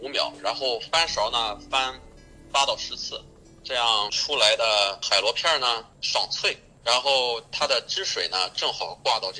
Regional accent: China; 中餐，我觉得这个可能是跟西方人和我们中国人的做事情的这种思维，它也不是太一样吧。

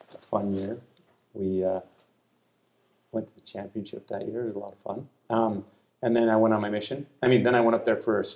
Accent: Utah, United States; I think I was born in Utah.

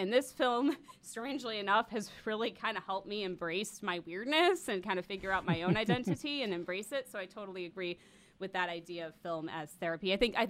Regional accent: Wheeling, Illinois, United States; I also was an outcast who grew up in the suburbs. I grew up in Wheeling, in the Chicago suburbs

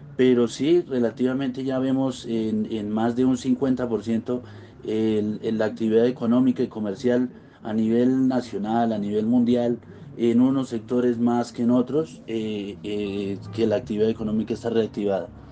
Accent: Corrales, Boyacá, Colombia; soy un empresario boyacense, nacido en el municipio de Corrales

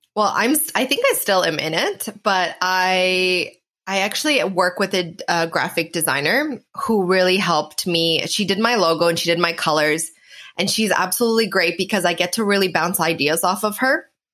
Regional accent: Canada; now in Portugal; I'm actually Canadian, but I live in Portugal.

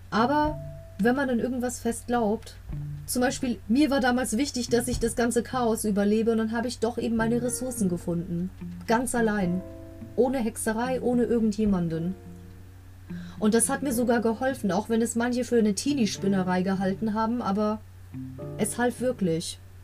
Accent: Germany; Ich bin in Deutschland groß geworden, aber der griechische Teil der Familie ist schon relativ abergläubisch

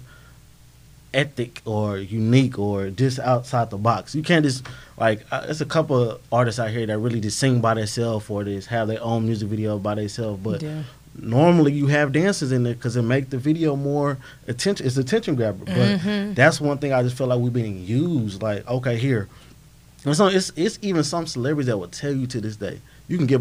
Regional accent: Riverside, California, United States; now in Texas, United States; I'm from Riverside, California

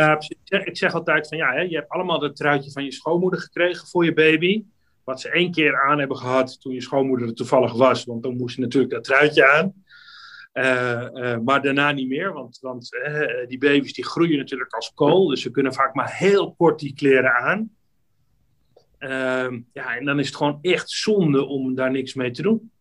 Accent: Amsterdam, North Holland, Netherlands; ik ben een Amsterdammer

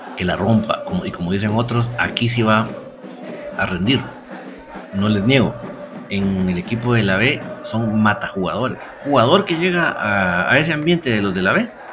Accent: Guatemala; Somos, orgullosamente guatemaltecos

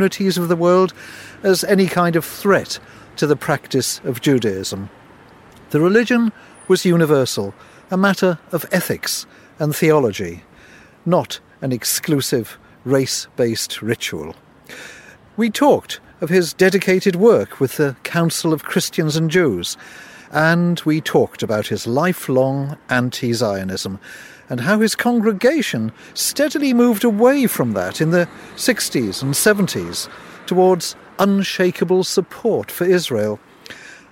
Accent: Cardiff, Wales, United Kingdom; We grew up together in Cardiff in the 1950s

